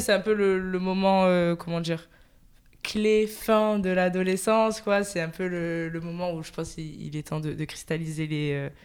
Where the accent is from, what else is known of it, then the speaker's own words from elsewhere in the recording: Marseille, Provence-Alpes-Côte d'Azur, France; je suis de Marseille, marseillaise